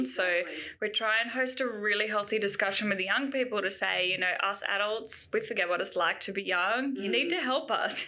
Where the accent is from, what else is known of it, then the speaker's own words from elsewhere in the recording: Canberra, Australian Capital Territory, Australia; growing up in Canberra, I'm sure we had programs that came to our school